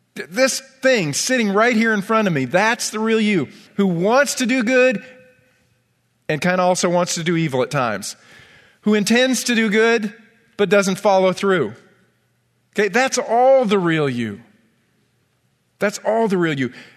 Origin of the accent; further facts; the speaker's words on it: Ithaca, New York, United States; I grew up in Ithaca, New York